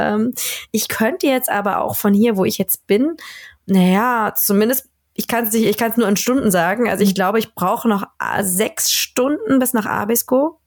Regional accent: Berlin, Germany; moved away as an adult; also born or lived in Rostock; now in Sweden; Ich komme ursprünglich aus Berlin. Ähm, bin in Berlin geboren und äh, da aufgewachsen

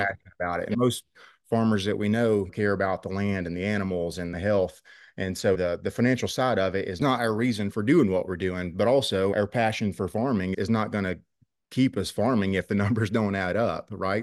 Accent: Rich Valley, Virginia, United States; I grew up here in Rich Valley. Our farm's located in Southwest Virginia

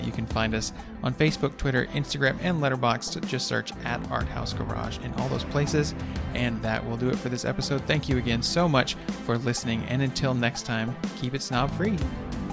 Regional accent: Van Buren, Arkansas, United States; I'm from Van Buren

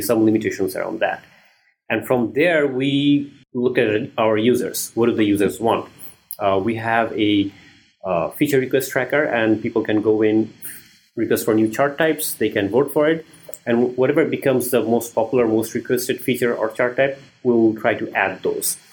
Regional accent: Bangladesh; moved away as an adult; also born or lived in Maryland, United States / Washington DC, United States; I'm originally from Bangladesh

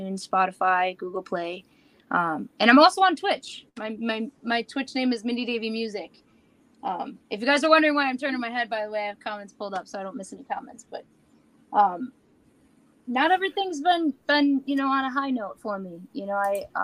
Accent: Buffalo, New York, United States; I grew up in Buffalo, New York all my life

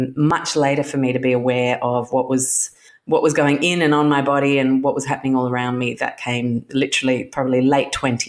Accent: Chicago, Illinois, United States; also born or lived in London; When I was born in London in the mid-70s, and we moved to Chicago when I was one, and we lived in Chicago in the late 70s.

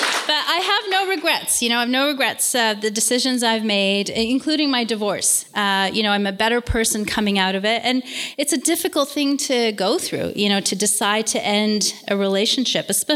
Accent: Toronto, Ontario, Canada; I was born and raised in Toronto.

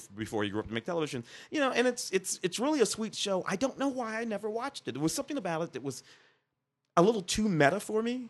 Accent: Midwest, United States; I grew up in the Midwest

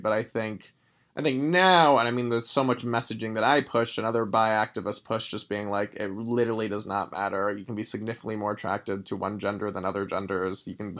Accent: Los Angeles, California, United States; Grew up in Los Angeles.

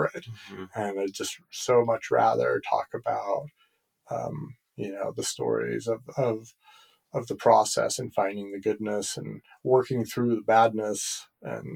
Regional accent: United States; I'm speaking as an American

